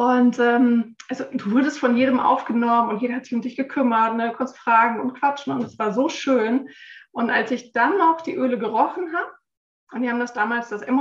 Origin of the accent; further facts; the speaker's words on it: Frankfurt, Hesse, Germany; ich bin 46 Jahre alt, bin eine waschechte Frankfurterin